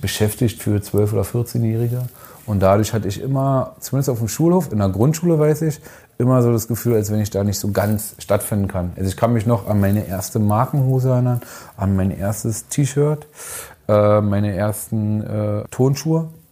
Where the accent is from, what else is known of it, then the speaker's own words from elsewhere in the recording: Berlin, Germany; ich bin in Hunschenhausen geboren, groß geworden